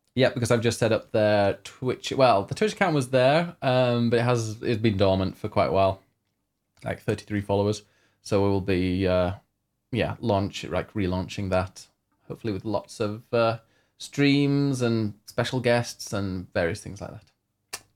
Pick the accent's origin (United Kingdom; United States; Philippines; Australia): United Kingdom